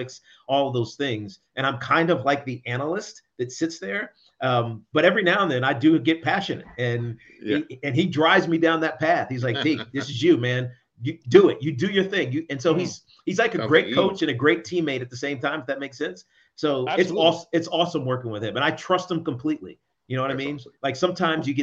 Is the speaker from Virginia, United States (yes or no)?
yes; Southwest Virginia, United States; moved away as an adult; also born or lived in New York City, United States; now in New Jersey, United States; I grew up in Southwest Virginia.